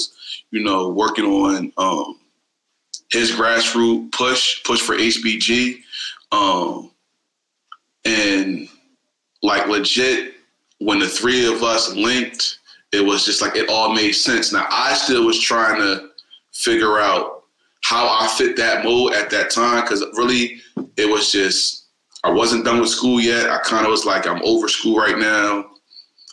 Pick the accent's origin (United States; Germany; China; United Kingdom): United States; Harrisburg, Pennsylvania; the history that we grew up on here in Harrisburg